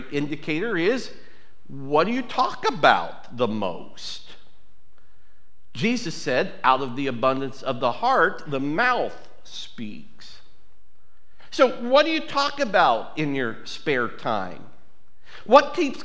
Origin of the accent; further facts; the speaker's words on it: United States; I'm an American.